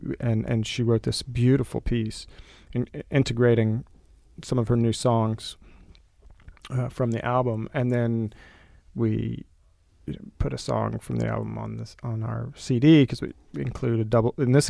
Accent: the South, United States; I don't live in the South, although I'm from the South.

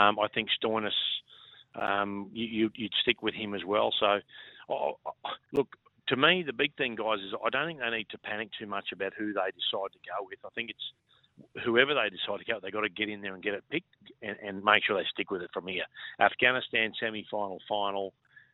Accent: Innisfail, Queensland, Australia; also born or lived in Gordonvale, Queensland / Cairns, Queensland / Babinda, Queensland; now in Brisbane, Australia; born and bred in Innisfail. And then we sort of moved to Gordon Vale and had a news agency there, and then lived in Cairns for a long time, then ended up in Bibinda before heading down to Brisbane

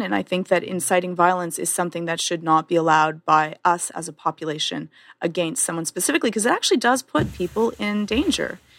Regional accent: Canada; I'm Canadian

